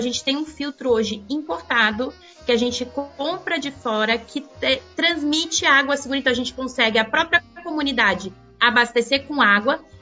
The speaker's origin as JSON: {"language": "Portuguese", "region": "São Paulo", "country": "Brazil", "tie": "born or raised there", "also_born_or_lived": "Rio de Janeiro", "said": "Olha, eu nasci no Rio de Janeiro, apesar de não ter esse sotaque carioca que eu gosto é muito, verdade. mas estou é vim para São Paulo pequena e aqui fiquei."}